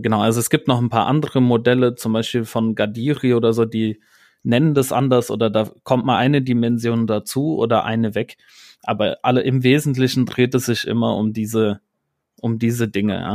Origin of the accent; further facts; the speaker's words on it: Rhineland, Germany; ich bin ja Rheinländer